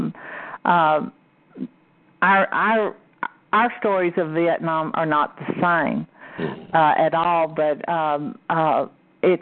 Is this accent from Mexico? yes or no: yes; Mexico; I'm Mexican